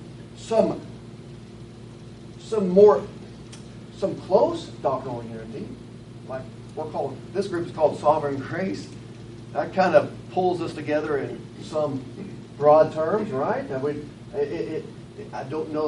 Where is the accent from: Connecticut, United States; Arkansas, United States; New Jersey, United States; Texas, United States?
Arkansas, United States; Batesville; also born or lived in Conway, Arkansas; I'm from Batesville, Arkansas, and from live in Conway